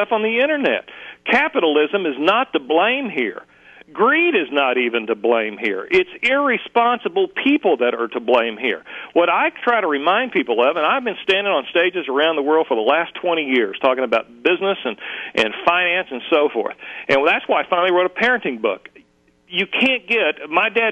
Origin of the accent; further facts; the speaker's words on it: Muskogee, Oklahoma, United States; I grew up dirt poor in Muskogee, Oklahoma.